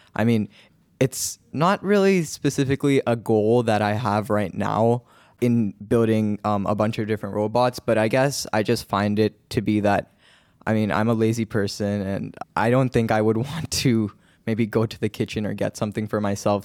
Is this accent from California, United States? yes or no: yes; Cupertino, California, United States; I'm from Cupertino